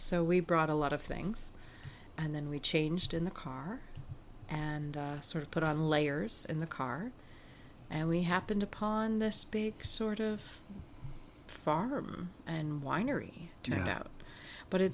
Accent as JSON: {"language": "English", "region": "Massachusetts", "country": "United States", "tie": "born or raised there", "moved": "as an adult", "lives_now": "Canada", "said": "growing up in New England"}